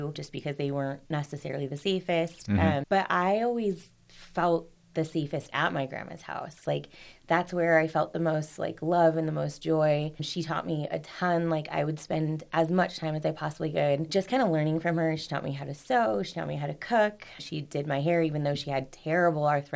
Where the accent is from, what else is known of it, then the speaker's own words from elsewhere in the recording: Rancho Cucamonga, California, United States; also born or lived in Duarte, California / Montecito Heights, Los Angeles, California; that's where I was born, in Duarte, California, and then ended up moving out to Alta Loma, California, which is now Rancho Cucamonga, California